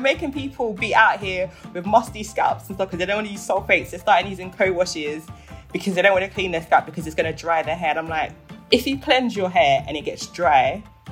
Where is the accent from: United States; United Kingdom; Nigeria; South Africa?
Nigeria; I'm Nigerian